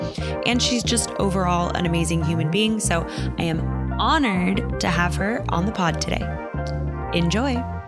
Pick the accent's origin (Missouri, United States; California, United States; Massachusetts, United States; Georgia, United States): California, United States; Pasadena; in Pasadena, California, which also happens to be my hometown.